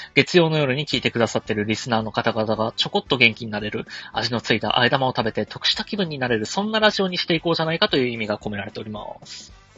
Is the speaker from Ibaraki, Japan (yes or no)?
no; Urayasu, Chiba, Japan; 僕は、えー、千葉県浦安市出 身なんで